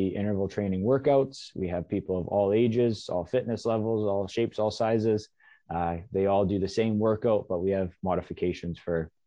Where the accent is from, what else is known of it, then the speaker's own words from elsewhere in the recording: Alberta, Canada; moved away as an adult; now in Coquitlam, Canada; I'm born and raised in Alberta